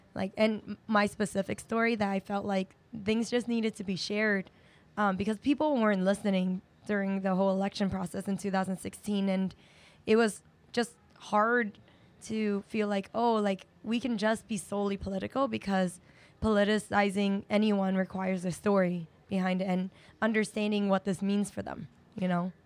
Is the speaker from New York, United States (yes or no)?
yes; New York, United States; growing up here in Chinatown